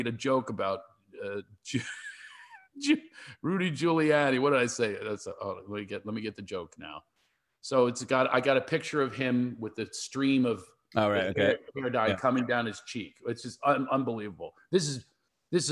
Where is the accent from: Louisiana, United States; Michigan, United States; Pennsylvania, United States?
Pennsylvania, United States; Philadelphia; moved away; I grew up in Philadelphia.